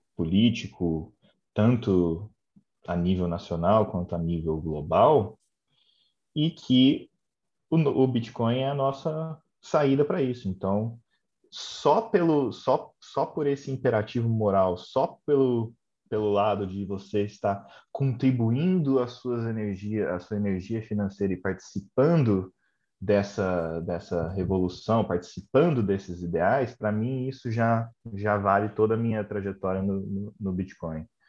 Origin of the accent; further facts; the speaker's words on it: Brazil; now in London, United Kingdom; eu saí do Brasil, vim aqui para a Inglaterra, trabalho aqui